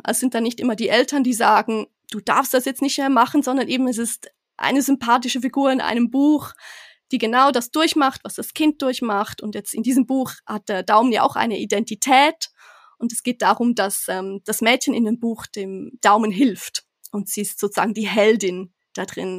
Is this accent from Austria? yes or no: no; Switzerland; moved away as an adult; ich bin gebürtige Schweizerin, aber jetzt erst ganz frisch wieder mit meiner Familie zurück